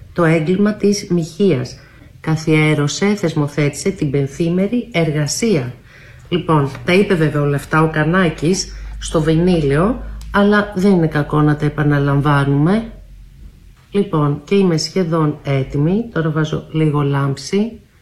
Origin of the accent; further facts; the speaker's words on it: Athens, Attica, Greece; γεννήθηκα στην Κυψέλη, αλλά μετά οι γονείς μου μετακόμισαν στο Κολονάκι